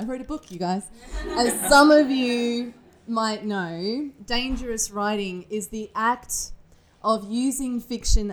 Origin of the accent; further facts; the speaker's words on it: Australia; moved away as an adult; also born or lived in Manchester, England; now in United Kingdom; I'm obviously not from the UK. I'm Australian